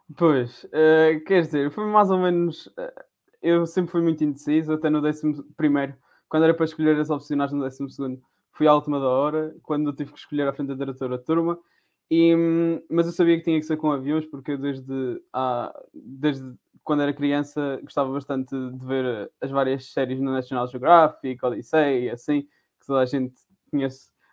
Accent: Madeira, Portugal; moved away as an adult; now in Covilhã, Portugal; sou da Madeira

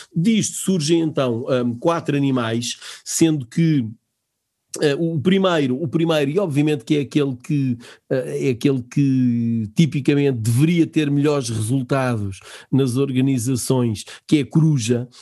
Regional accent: Portugal; nós, enquanto portugueses

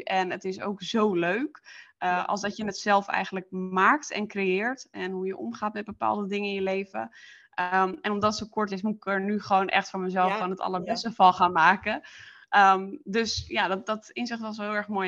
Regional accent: Friesland, Netherlands; moved away as an adult; ik eh, kom oorspronkelijk uit Friesland

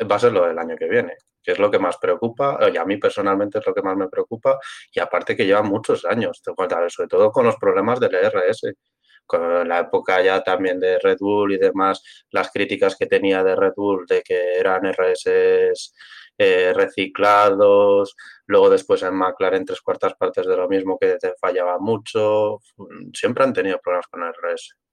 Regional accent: Spain; Yo soy castellano

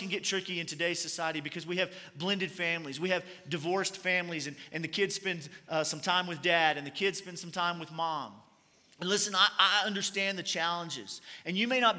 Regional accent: Kentucky, United States; I'm from Kentucky

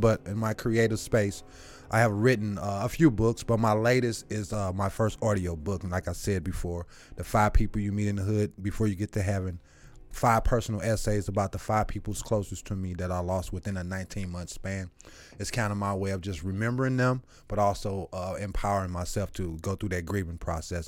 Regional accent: St. Louis, Missouri, United States; also born or lived in Eureka, Missouri; I'm bussed from South St. Louis 27 miles away from my home.

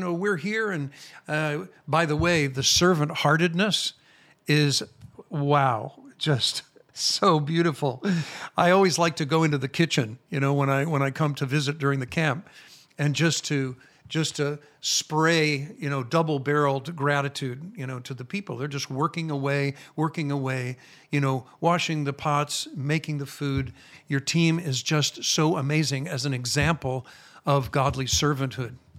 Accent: Chicago, Illinois, United States; accent: American; moved away as an adult; now in Israel; I am American. I was born in Chicago, Illinois, and I lived in America until I was almost forty-five years old when I moved here

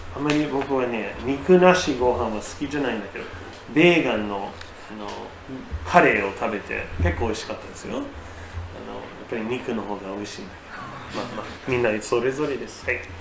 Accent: United States; now in Japan; 私の母国のアメリカ

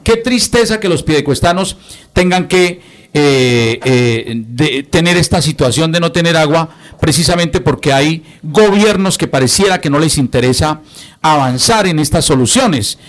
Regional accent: Bucaramanga, Santander, Colombia; Nosotros los que nacimos en Bucaramanga

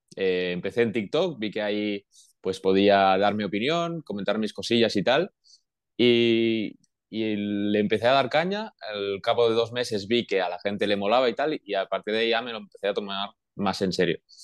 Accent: Manresa, Catalonia, Spain; moved away as an adult; now in Portugal; soy de Manresa, que en Manresa hay mucha afición eh, de baloncesto

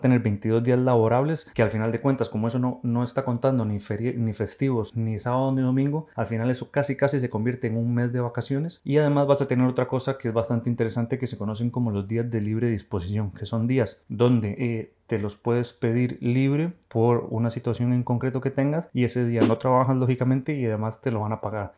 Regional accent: Costa Rica; moved away as an adult; now in Spain; soy médico urólogo formado aquí en España, pero soy de Costa Rica.

